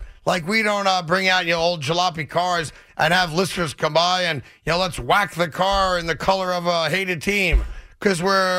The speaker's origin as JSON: {"language": "English", "region": "New York", "country": "United States", "said": "I'm from New York."}